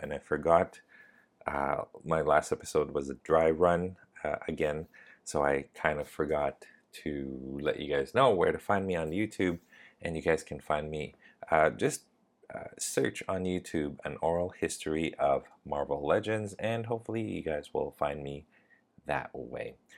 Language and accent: English; Canada; now in Thailand; I live in Thailand, but I'm Canadian